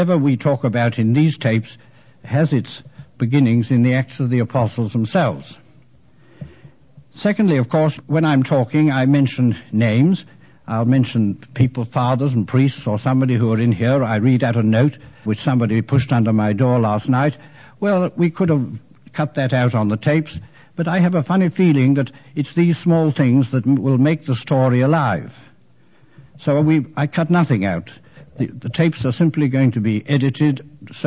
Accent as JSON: {"language": "English", "region": "England", "country": "United Kingdom", "said": "I am an English Jesuit"}